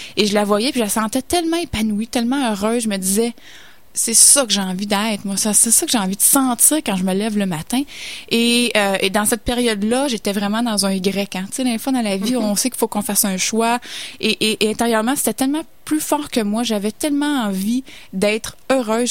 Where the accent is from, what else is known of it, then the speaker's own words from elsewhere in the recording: Saint-Hyacinthe, Quebec, Canada; je viens de Sainte-Hyacinthe, donc une petite ville